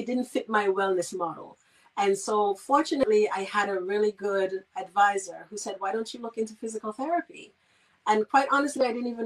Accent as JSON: {"language": "English", "region": "Saint Kitts", "country": "St. Kitts & Nevis", "tie": "born or raised there", "moved": "as an adult", "said": "I'm from St. Kitts originally, the Federation of St. Kitts and Nevis. I'm not forgetting my Nevisians. And I grew up on the island, and I left at the time when I needed to go to college."}